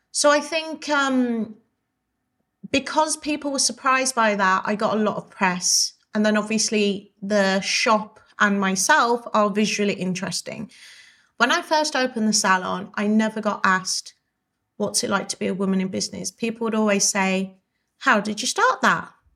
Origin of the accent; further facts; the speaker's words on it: Wolverhampton, West Midlands, United Kingdom; moved away; I love Wolverhampton and I love going back. And I eventually do want to buy a house there and spend more time there. I love my hometown.